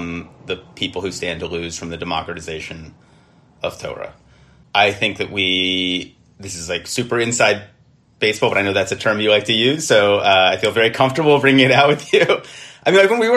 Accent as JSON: {"language": "English", "country": "United States", "said": "we have as American Jews"}